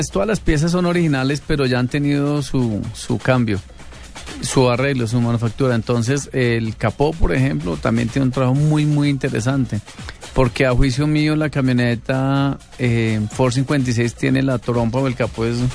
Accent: Bogotá, Colombia; Bogotano, familia boyacense. Bogotano. Sí, señor. Sí.

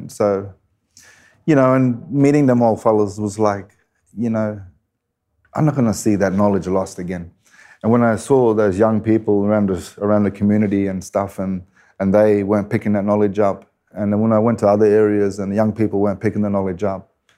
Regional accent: Kuranda, Queensland, Australia; Growing up in Coranda. Well, it's a rainforest town and Jabbergai country, belonging to the Jabbergai people. And such a wonderful place to grow up, you know.

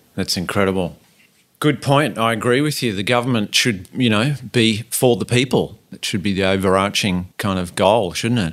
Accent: Sydney, New South Wales, Australia; moved away; I grew up in Sydney

